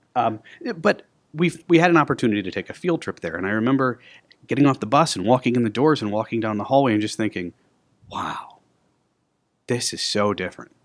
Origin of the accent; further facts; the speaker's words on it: Aurora, Illinois, United States; I was born and raised in Aurora. I went to the schools here in Aurora